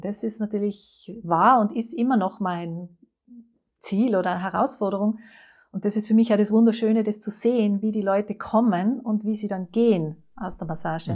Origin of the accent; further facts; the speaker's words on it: Innsbruck, Tyrol, Austria; moved away; Das äh, kommt nämlich aus Tirol, aus Innsbruck. Ich bin eine Tirolerin